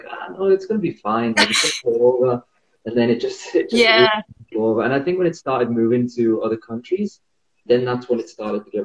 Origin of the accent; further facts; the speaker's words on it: North East England, United Kingdom; moved away as an adult; also born or lived in China; now in Sydney, Australia; I'm from the northeast of England in the UK. And, yeah, I've been living abroad for 5 years now.